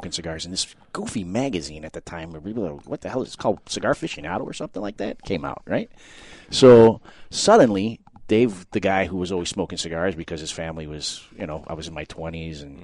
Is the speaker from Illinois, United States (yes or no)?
yes; Chicago, Illinois, United States; I was born and raised in Chicago, and I grew up an American kid